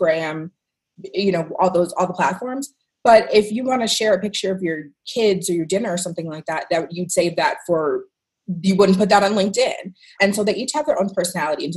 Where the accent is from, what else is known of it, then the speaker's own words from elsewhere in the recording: Washington, District of Columbia, United States; moved away as an adult; now in Las Vegas, United States; I'm actually originally from Washington, D.C.